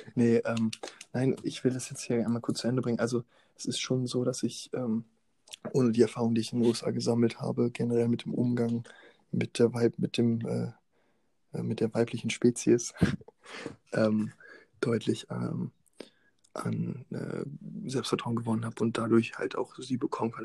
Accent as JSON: {"language": "German", "town": "Osnabrück", "region": "Lower Saxony", "country": "Germany", "tie": "born or raised there", "said": "meinem Heimatort Osnabrück"}